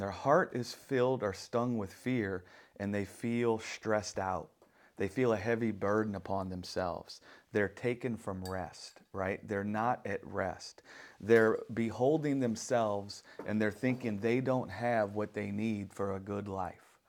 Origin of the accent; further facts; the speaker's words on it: New Orleans, Louisiana, United States; I'm from New Orleans